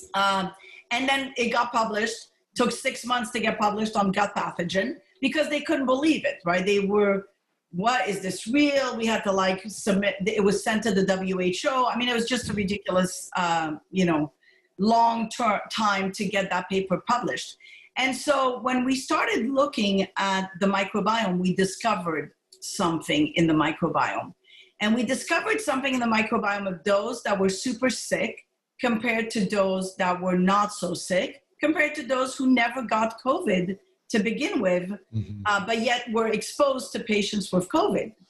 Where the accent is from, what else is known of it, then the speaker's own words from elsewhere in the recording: Montreal, Quebec, Canada; moved away; also born or lived in Morocco / Nova Scotia; I was born in Morocco. Uh, my parents, you know, my background is uh, I'm pretty much a mutt, like Spanish background, German you name it, it's all mixed in. Italian, I was happy to see on 23andMe, I have some Italian blood, um, and Greek. So I'm a mutt. And essentially, my parents immigrated to Montreal. I was raised in Montreal